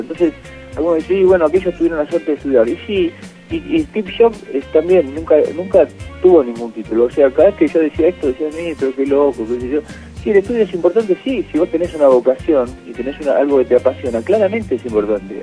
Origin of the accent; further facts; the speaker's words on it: Argentina; Y esos somos los argentinos